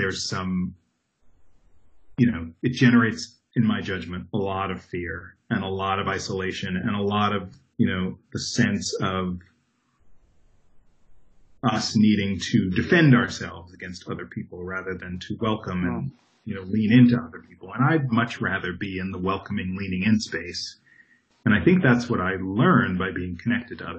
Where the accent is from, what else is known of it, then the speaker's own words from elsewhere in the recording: Long Island, New York, United States; moved away as an adult; also born or lived in Brooklyn, New York / Upper Manhattan, New York; now in Los Angeles, United States; I grew up in New York, born in Brooklyn, grew up on Long Island, and lived in Upper Manhattan before I moved to L.A.